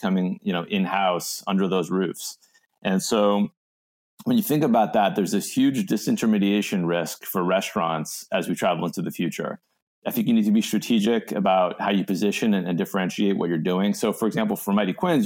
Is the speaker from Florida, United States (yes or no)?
no; Los Angeles, California, United States; my hometown